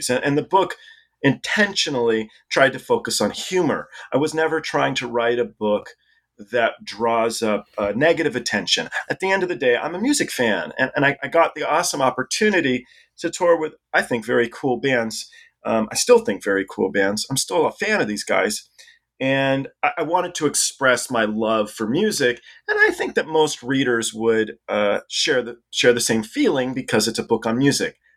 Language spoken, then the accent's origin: English; England, United Kingdom; born there